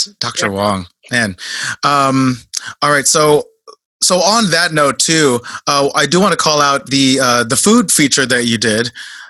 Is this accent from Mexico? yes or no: no; Philippines; I'm Filipino, so I'm biased, but.